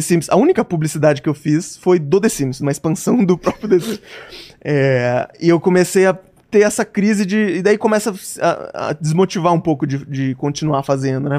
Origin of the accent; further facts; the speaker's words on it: Joinville, Santa Catarina, Brazil; now in São Paulo, Brazil; Eu sou de Joinville, tá. Santa ah. Catarina